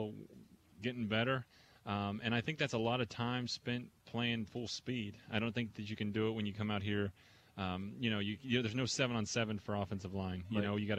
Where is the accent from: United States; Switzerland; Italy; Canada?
United States; Buena Vista, Colorado; also born or lived in Boston; now in New York, United States; I'm from a town about 2,500 people right up in the mountains of Colorado